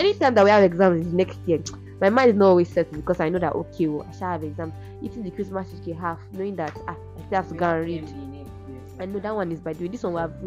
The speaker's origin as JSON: {"language": "English", "town": "Ife", "region": "Osun", "country": "Nigeria", "said": "I'm from Ife, Ife"}